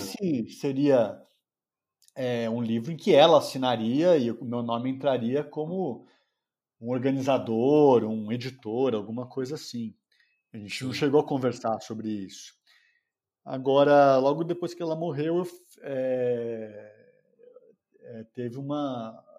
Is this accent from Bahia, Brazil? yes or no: no; São Paulo, Brazil; moro em São Paulo, nasci em São Paulo